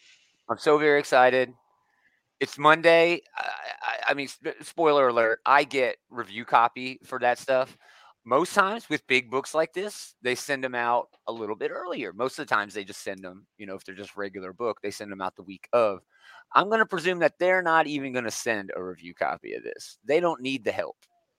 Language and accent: English; Allentown, Pennsylvania, United States; I was born in Allentown, Pennsylvania